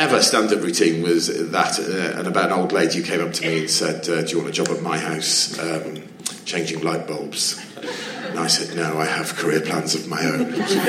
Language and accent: English; Wem, West Midlands, United Kingdom; born or raised there